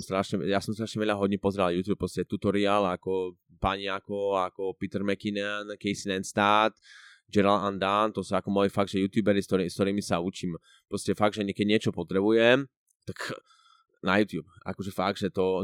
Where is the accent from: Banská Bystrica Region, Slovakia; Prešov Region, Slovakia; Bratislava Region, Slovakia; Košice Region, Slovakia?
Prešov Region, Slovakia; Prešov; moved away as an adult; now in Switzerland; som z Prešova, z, z východného Slovenska a žijem vo Švačiarsku už asi št- skoro už, 4, už skoro, viac ako 4 roky